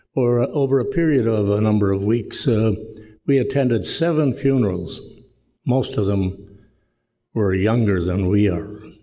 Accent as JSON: {"language": "English", "town": "Rhineland", "region": "Manitoba", "country": "Canada", "tie": "born or raised there", "moved": "yes", "said": "the village of Rhineland where I grew up"}